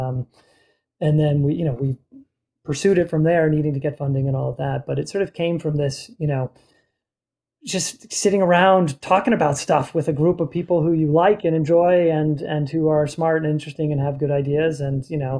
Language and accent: English; Boston, Massachusetts, United States; I'm from Boston